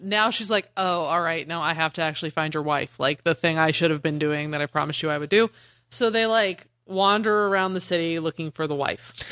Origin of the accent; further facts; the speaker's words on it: Denver, Colorado, United States; I'm from Denver.